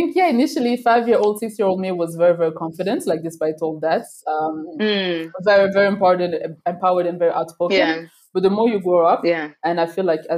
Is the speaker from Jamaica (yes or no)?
no; Brussels, Brussels-Capital Region, Belgium; moved away as an adult; also born or lived in New York; now in Rwanda; I was born in Rwanda in 94. And when I was about three, we moved to Belgium, to Brussels, the entire family